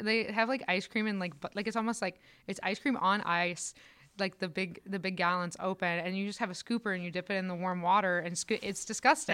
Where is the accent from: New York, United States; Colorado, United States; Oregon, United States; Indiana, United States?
Indiana, United States; Northwest; moved away as an adult; also born or lived in Decatur, Illinois; now in Chicago, United States; I'm from Northwest Indiana, so it's like hour from Chicago.